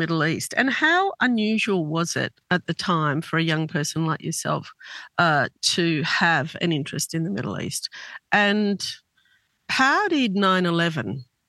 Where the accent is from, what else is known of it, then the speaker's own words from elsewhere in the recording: Australia; I'm Lebanese Australian